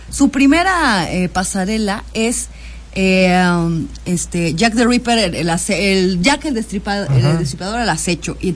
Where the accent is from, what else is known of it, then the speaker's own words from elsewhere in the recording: Mexico City, Mexico; born there; now in Jalisco, Mexico; sí, yo nací en la Ciudad de México, pero ahora vivo en Jalisco, ya tengo casi tres años viviendo en Jalisco